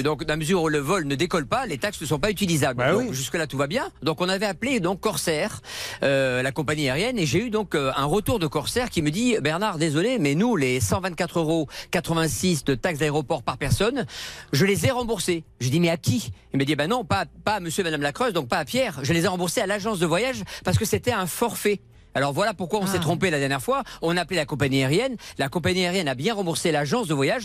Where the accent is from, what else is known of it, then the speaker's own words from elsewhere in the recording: Casablanca, Casablanca-Settat, Morocco; now in France; je suis né à Casablanca